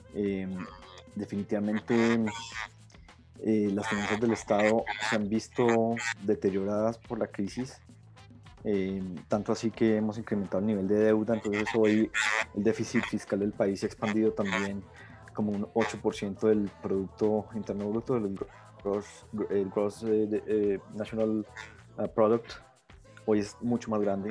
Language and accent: Spanish; Colombia; Todos, todos los colombianos